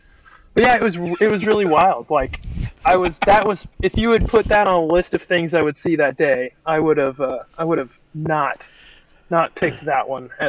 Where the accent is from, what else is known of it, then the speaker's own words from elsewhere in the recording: Oklahoma, United States; now in Arkansas, United States; I grew up in a household that listened to metal like my whole life, and I'm from Oklahoma, so it's not like I'm that far from Arkansas.